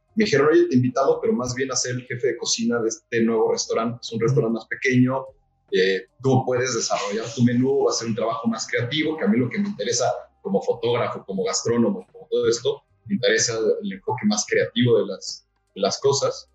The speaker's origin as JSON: {"language": "Spanish", "region": "Mexico City", "country": "Mexico", "tie": "born or raised there", "also_born_or_lived": "Valle de Bravo / Metepec / Los Cabos", "said": "nací en la Ciudad de México, en la hermosa zona de Coyoacán. Eh, viví casi toda mi infancia y mi juventud temprana en Coyoacán."}